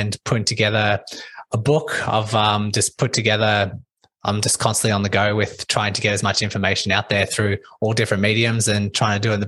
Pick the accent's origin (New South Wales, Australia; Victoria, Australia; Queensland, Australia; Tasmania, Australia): Victoria, Australia; Melbourne; I'm from Melbourne, Australia